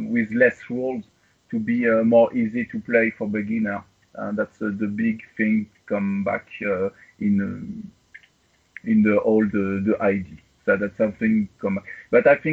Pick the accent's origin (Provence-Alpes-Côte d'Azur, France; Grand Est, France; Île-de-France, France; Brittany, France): Grand Est, France; Strasbourg; English is a second language; I come from Strasbourg, near Germany, in France.